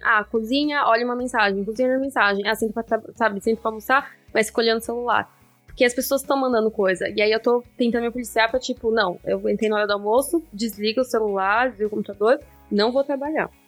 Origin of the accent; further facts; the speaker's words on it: Brazil; now in Netherlands; como um bom brasileiro